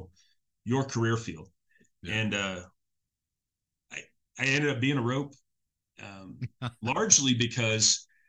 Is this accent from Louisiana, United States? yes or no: no; Biloxi, Mississippi, United States; moved away as an adult; a year of electronics at Keesler, my hometown